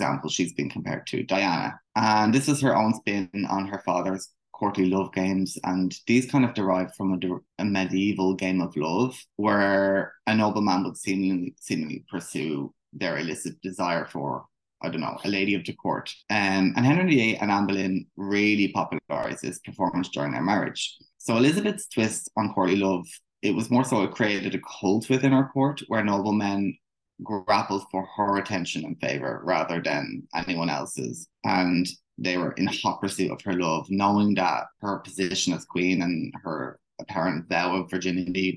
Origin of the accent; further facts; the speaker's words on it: Ireland; also born or lived in Kildare, Ireland; I'm from Ireland